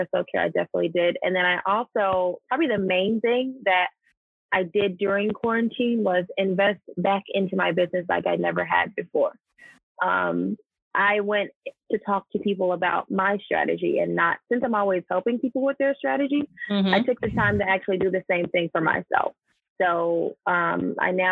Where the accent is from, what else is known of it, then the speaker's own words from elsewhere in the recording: Georgia, United States; I'm from here. I'm from Georgia.